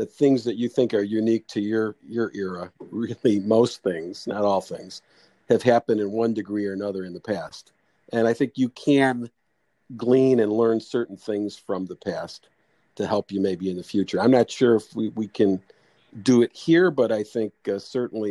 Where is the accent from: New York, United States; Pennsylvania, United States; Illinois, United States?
Illinois, United States; Bellwood; I grew up in a small suburb about 12 miles west of Chicago called Bellwood.